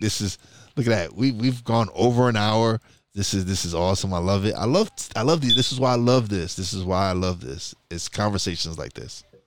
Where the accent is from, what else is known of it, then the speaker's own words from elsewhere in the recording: New York City, New York, United States; moved away as an adult; I'm a Brooklyn boy.